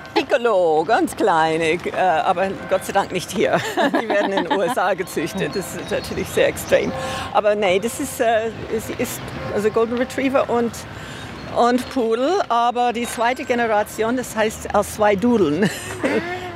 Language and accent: German; on the Isar, Bavaria, Germany; wir sind hier an der Isar aufgewachsen